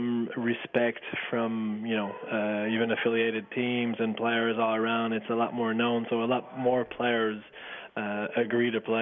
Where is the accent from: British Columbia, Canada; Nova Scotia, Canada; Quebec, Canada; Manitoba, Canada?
Quebec, Canada; Waterville; I'm from Waterville, which is a small town close to Kotiakuk, which is where I went to high school